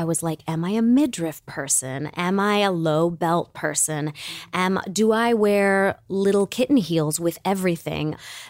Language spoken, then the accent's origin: English; Michigan, United States; And so when you're growing up in Michigan, the question isn't what college are you going to? The question is, are you going to State or U of M?